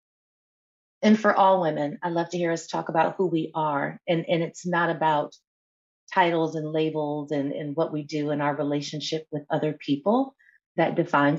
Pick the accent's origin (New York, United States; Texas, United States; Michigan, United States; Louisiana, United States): New York, United States; Buffalo; moved away; also born or lived in Atlanta, Georgia / Temecula, California; I am here today joining from Buffalo, New York, which is my hometown of birth that I am back in after decades and decades of being away, spending over 25 years of my life in the Atlanta, Georgia area, and then about 5 years of my life in Southern California in Temecula.